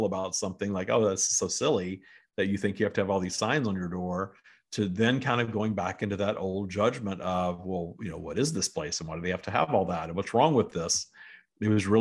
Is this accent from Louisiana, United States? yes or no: yes; Louisiana, United States; also born or lived in San Francisco / Florida / Washington State; now in Southern California, United States; I'm from a small town in Louisiana